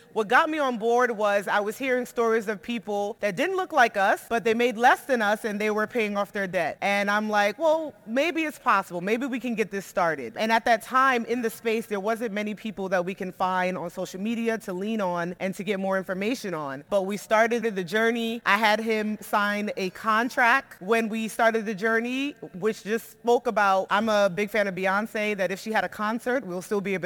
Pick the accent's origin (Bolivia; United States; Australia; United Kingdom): United States; New York City, New York; moved away; We're from Brooklyn, New York, the projects. We grew up there